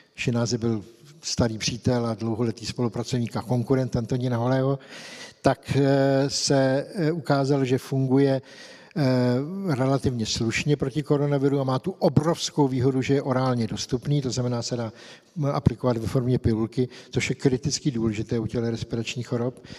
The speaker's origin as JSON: {"language": "Czech", "country": "Czechia", "said": "u nás v Čechách"}